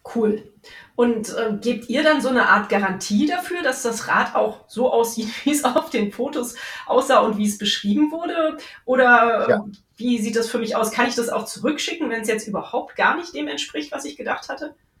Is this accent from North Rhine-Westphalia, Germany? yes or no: yes; Cologne, North Rhine-Westphalia, Germany; hier in meiner Heimatstadt